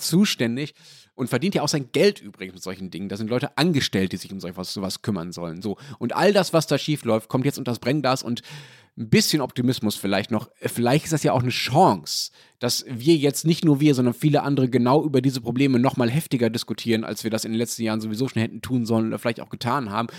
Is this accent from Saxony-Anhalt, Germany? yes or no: no; Berlin, Germany; als Berliner